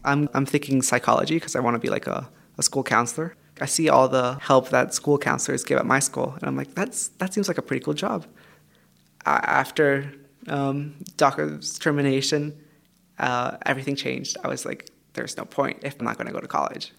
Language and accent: English; Mexico; now in United States; I'm 17 years old and I'm from Mexico.